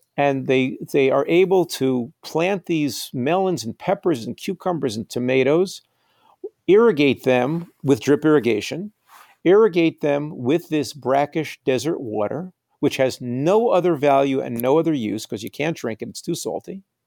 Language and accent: English; United States; also born or lived in New York; I'm an American writer and I live in New York